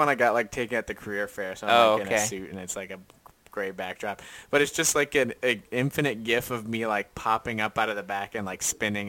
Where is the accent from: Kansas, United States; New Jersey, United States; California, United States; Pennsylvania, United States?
Pennsylvania, United States; Lancaster County; I am from Lancaster County.